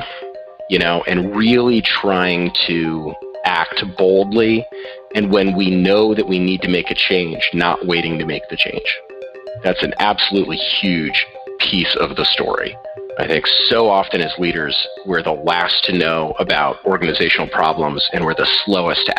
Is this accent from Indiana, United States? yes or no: no; Boston area, southern New Hampshire, United States; also born or lived in San Francisco, California; I moved to New Hampshire when I was about 6 years old and largely grew up in the southern New Hampshire, Boston kind of area